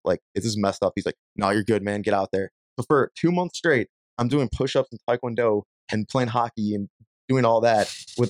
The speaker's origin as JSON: {"language": "English", "town": "Chicago", "region": "Illinois", "country": "United States", "tie": "born or raised there", "moved": "yes", "said": "Born and raised in Chicago, Chicagoland area."}